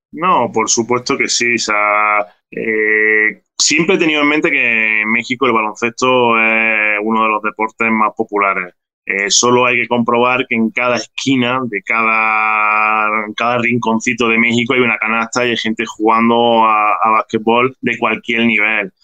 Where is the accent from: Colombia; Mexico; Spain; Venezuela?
Spain; Granada, Andalusia; Estoy en Granada, estoy en Granada, es mi ciudad natal, donde viven por pues, mis padres, mi familia, donde he pasado pues, prácticamente toda mi vida y donde he crecido.